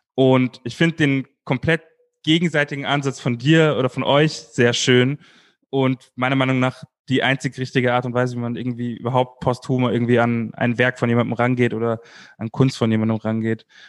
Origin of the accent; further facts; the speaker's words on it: Munich, Bavaria, Germany; ich als Münchner